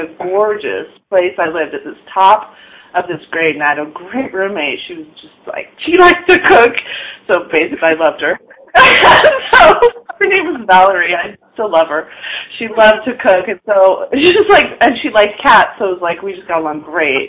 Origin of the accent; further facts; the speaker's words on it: Palo Alto, California, United States; also born or lived in Yuba City, California; I'm from Palo Alto.